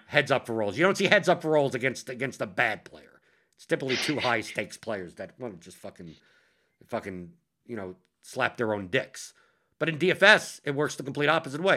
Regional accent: New York, United States; I'm a New Yorker

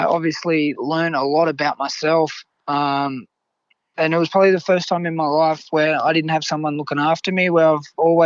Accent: Grafton, New South Wales, Australia; I was able to win my hometown cup

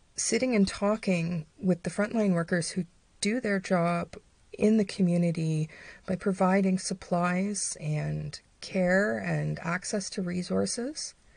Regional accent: London, Ontario, Canada; my hometown. The town where I reside. London, Ontario, Canada.

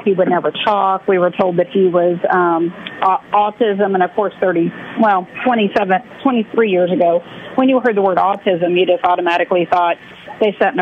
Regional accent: Missouri, United States; moved away as an adult; now in Georgia, United States; we are both from Missouri originally, and my husband had a job opportunity in Georgia, and that's how we wound up in Georgia

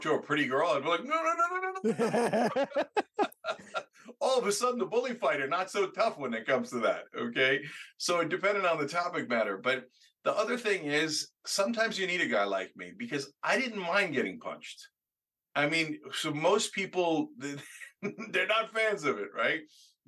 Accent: New Jersey, United States; also born or lived in Pennsylvania; growing up in Jersey

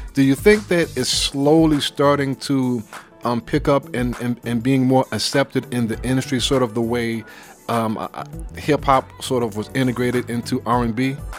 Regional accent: New York City, New York, United States; I'm from Brooklyn.

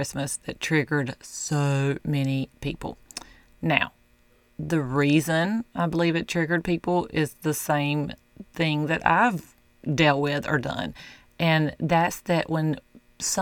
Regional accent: the South, United States; I'm from the South

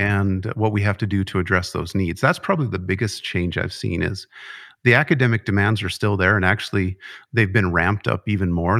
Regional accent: Conrad, Montana, United States; I grew up in Conrad, so not far from home for me

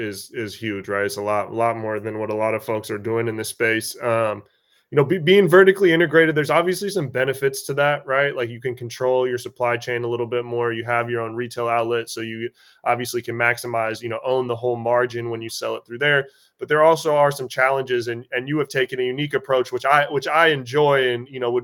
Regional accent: Washington, United States; I'm from Washington.

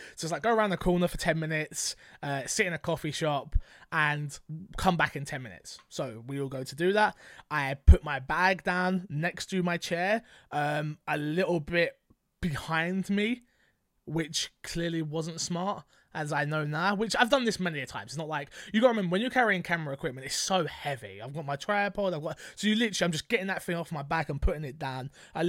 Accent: London, United Kingdom; I'm from London.

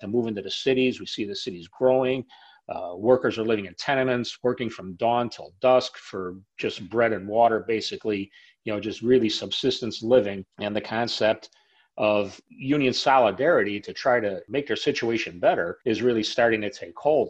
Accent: Chicago, Illinois, United States; Growing up in Chicago

